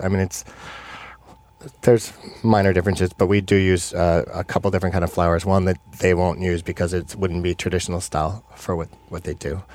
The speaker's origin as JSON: {"language": "English", "region": "New York", "country": "United States", "tie": "born or raised there", "moved": "yes", "said": "I'm from New York originally. And yeah. I, and I grew up there"}